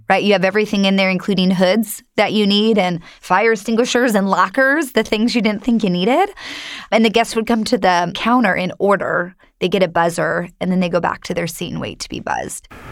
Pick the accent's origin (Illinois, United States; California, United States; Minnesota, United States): California, United States; Long Beach; I'm from Long Beach, California, so this is hometown to me